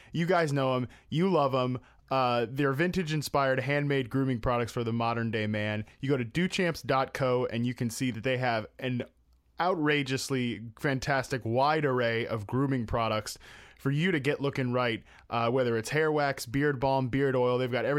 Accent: East Coast, United States; I'm from the East Coast. We both are originally from the East Coast

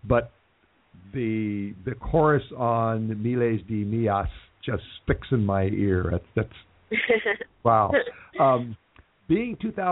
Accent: Los Angeles, California, United States; also born or lived in Texas; even though I talk about Los Angeles as my hometown, I was actually born in Texas and moved to California as a very small child

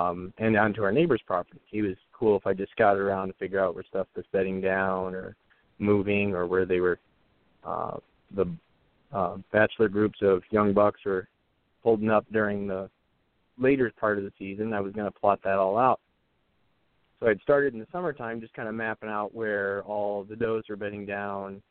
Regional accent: Michigan, United States; I was born in Michigan, middle of nowhere, small town. Didn't really see or do a whole lot. I just grew up in the country

